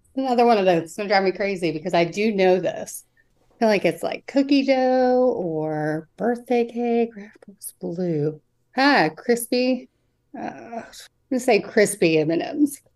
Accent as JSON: {"language": "English", "region": "West Virginia", "country": "United States", "said": "I'm from West Virginia"}